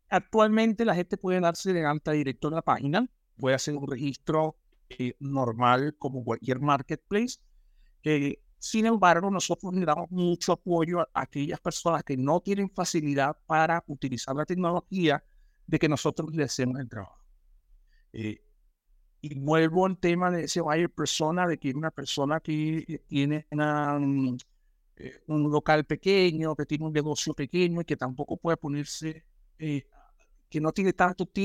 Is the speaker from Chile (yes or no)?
yes; Chile; yo te pago en Chile porque soy chileno.